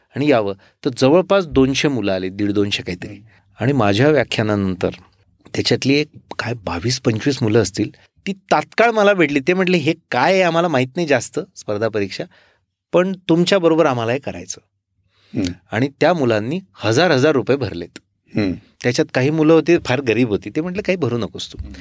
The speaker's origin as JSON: {"language": "Marathi", "town": "Erandol", "region": "Maharashtra", "country": "India", "tie": "born or raised there", "said": "माझं मूळ गाव एरंडोल जळगाव जिल्ह्यातलं"}